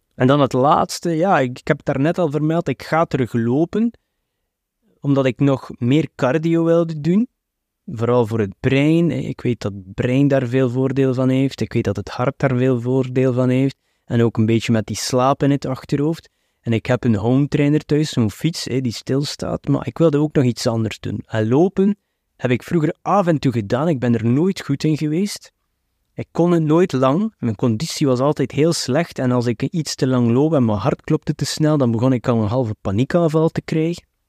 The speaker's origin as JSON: {"language": "Dutch", "region": "West Flanders", "country": "Belgium", "said": "ik ben ook een West-Vlaming"}